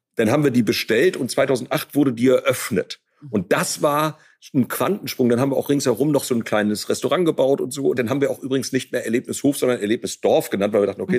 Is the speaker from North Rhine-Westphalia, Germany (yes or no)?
no; Ostholstein, Schleswig-Holstein, Germany; also born or lived in near Rostock; als meine Schwester Ulrike und ich äh, geboren wurden, also wir sind quasi auf dem Erdbeerfeld zur Welt gekommen